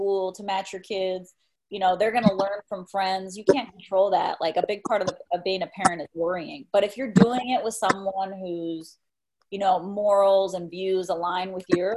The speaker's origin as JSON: {"language": "English", "country": "Mexico", "tie": "born or raised there", "moved": "yes", "said": "my dad's Spanish, and I grew up in Mexico"}